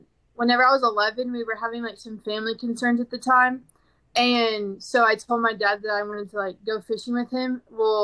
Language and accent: English; Conroe, Texas, United States; I'm from Conroe